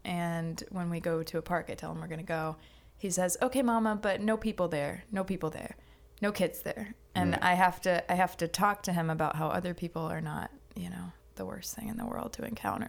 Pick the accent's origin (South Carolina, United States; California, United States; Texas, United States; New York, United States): South Carolina, United States; North Charleston; also born or lived in Augusta; Yes, I was born in Augusta. I lived there for a couple of years, and then my parents moved down here. I lived in North Charleston.